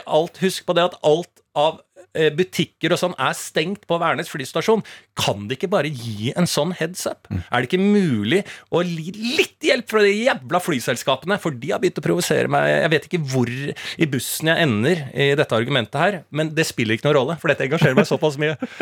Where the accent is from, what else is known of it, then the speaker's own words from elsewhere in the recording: Norway; jeg vokste opp i blokk på Bergsverk